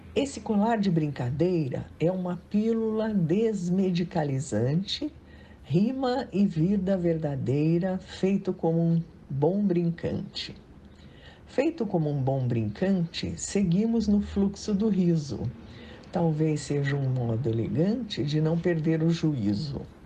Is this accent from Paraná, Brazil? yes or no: yes; Curitiba, Paraná, Brazil; now in São Paulo, Brazil; sou do Sul, lá de Curitiba, mas já moro em São Paulo há muito tempo